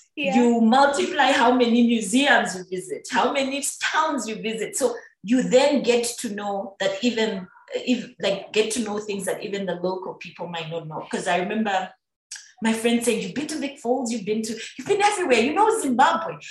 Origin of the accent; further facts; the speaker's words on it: Busoga, Uganda; moved away; I'm on Soga